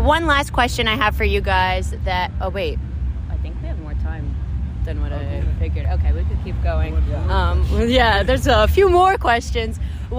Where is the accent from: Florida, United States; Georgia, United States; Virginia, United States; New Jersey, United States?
Florida, United States; Vero Beach; I grew up not in Jacksonville, but in Vero Beach, Florida.